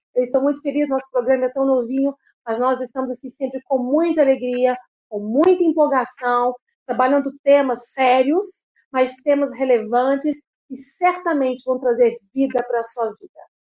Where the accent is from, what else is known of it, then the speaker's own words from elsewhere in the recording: Belo Horizonte, Minas Gerais, Brazil; Belo Horizonte sou eu